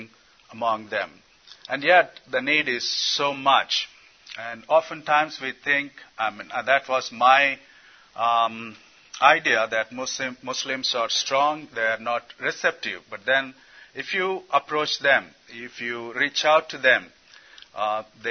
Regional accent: India; I come from India.

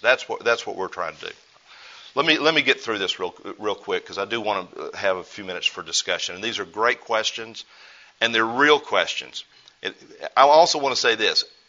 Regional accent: United States; as an American

